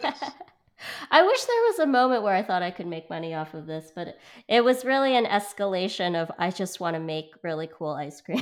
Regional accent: Vancouver, British Columbia, Canada; moved away; also born or lived in Hong Kong; so I'm from Hong Kong and I grew up in Vancouver

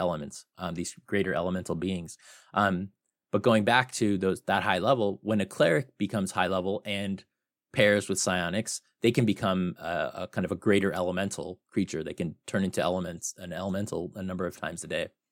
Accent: Phoenix, Arizona, United States; I'm from Phoenix, Arizona

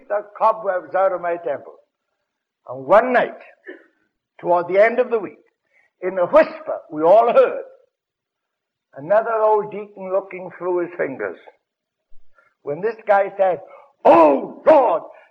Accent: Wales, United Kingdom; moved away; I'm a Welshman. When I lived in Wales

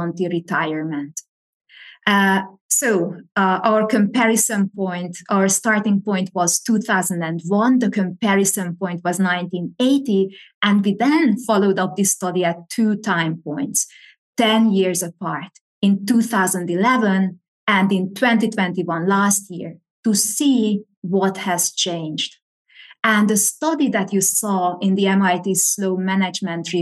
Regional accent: Hungary; moved away as an adult; also born or lived in Pennsylvania, United States; now in Madrid, Spain; I was born and raised in Hungary, which is in Central Eastern Europe.

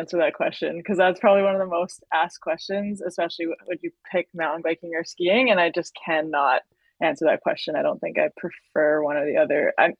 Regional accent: North Vancouver, British Columbia, Canada; I was raised on the North Shore, which is just north of Vancouver.

